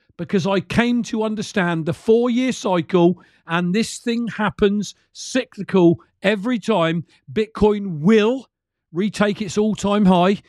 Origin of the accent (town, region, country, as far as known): United Kingdom